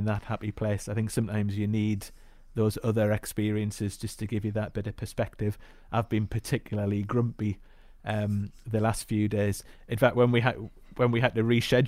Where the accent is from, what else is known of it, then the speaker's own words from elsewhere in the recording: the Northeast, North East England, United Kingdom; also born or lived in Glasgow; I grew up in the Northeast, went to school in the Northeast, then went to university